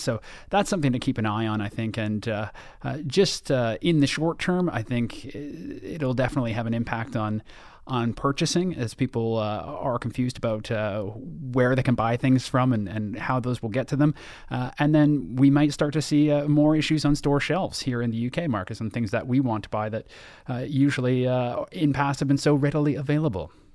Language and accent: English; Toronto, Ontario, Canada; my hometown